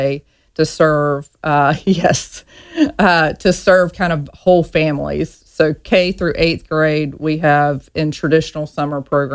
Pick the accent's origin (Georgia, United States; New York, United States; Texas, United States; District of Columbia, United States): Georgia, United States; Reynolds; moved away as an adult; I grew up in a small town in Georgia, a one red light town called Reynolds, Georgia.